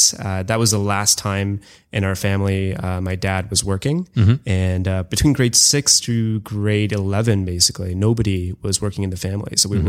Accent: India; also born or lived in Canada; So most of my life, I grew up in India and I spent about ages 1 through 4 in Canada. I went back to India and kind of did sort of the baseball diamond of India in terms of growing up in Calcutta, Delhi, Bombay, and Bangalore.

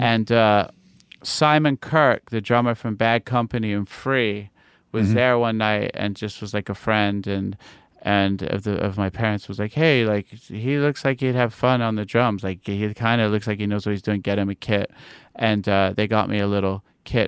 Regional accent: New York City, New York, United States; also born or lived in London; I was born in London. Uh, my parents are English, and then I moved to New York when I was eight

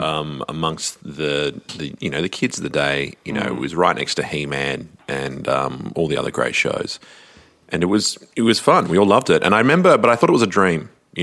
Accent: Perth, Western Australia, Australia; accent: thick Perth; Every Australian accent is very distinct, and we have thick, thick Perth accents.

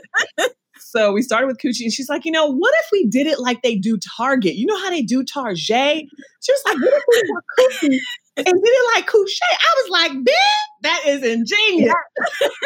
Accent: New York City, New York, United States; we're both from Brooklyn.

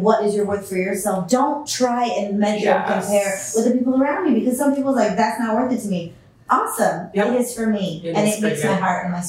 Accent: Los Angeles, California, United States; I'm sixth generation Chicana, born and raised in East LA.

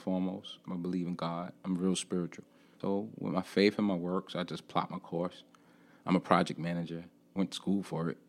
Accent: New York City, New York, United States; moved away as an adult; now in Charlotte, United States; being born and raised in Brooklyn, New York

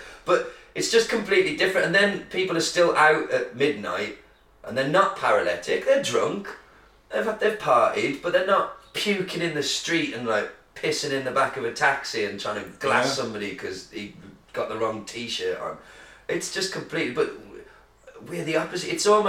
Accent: United Kingdom; Look, we're British, we might not know fuck all about the culinary delights of the world

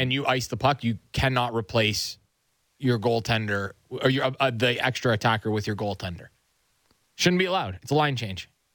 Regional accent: Nobleton, Ontario, Canada; My hometown

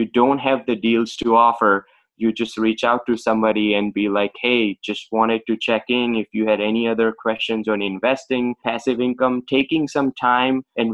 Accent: India; now in Boston, United States; I was born and raised in India

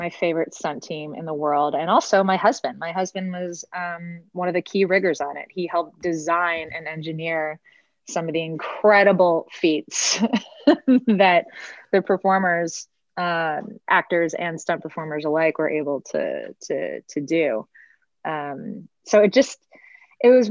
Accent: Michigan, United States; moved away; I'm originally from Michigan

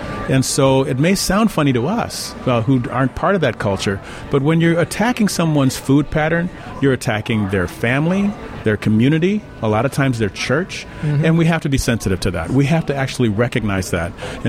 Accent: Chicago, Illinois, United States; South side of Chicago.

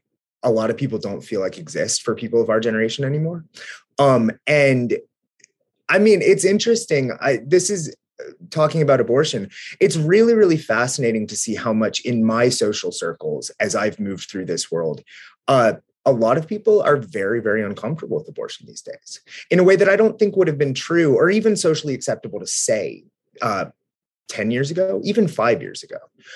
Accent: Southwestern Ohio, United States; the conservatism that I grew up in Southwestern Ohio around

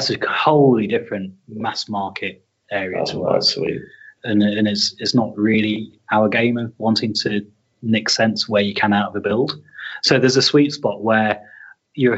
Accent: Leicester, East Midlands, United Kingdom; moved away; also born or lived in Yorkshire; I grew up in Leicester, then we moved to Yorkshire and I lived about 2 miles away from the town centre.

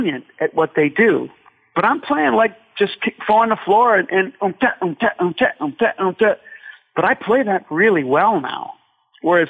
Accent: Ireland; I am Irish

